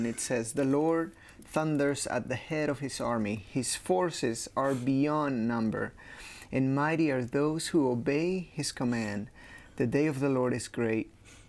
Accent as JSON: {"language": "English", "country": "Peru", "moved": "yes", "said": "I'm originally from Peru."}